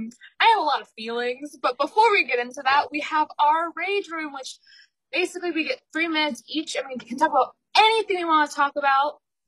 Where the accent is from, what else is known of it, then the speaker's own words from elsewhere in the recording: Connecticut, United States; we're both from Connecticut